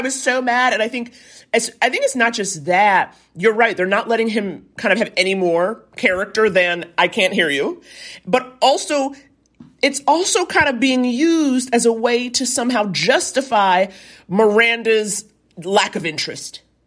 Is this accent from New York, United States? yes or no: yes; New York, United States; I was born and raised in New York